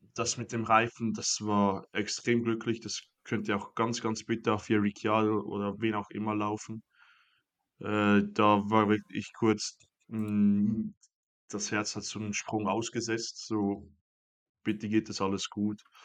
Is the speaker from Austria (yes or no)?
no; Switzerland; Ich bin da als Schweizer